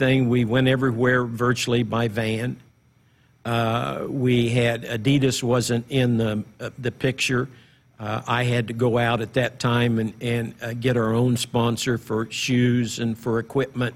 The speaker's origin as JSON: {"language": "English", "region": "Kansas", "country": "United States", "tie": "born or raised there", "moved": "as an adult", "lives_now": "Lincoln, United States", "said": "I'm originally a Kansas guy and had an opportunity at one time when Bob Timmons retired to go back to KU and would have loved to have gone, because that was my home state"}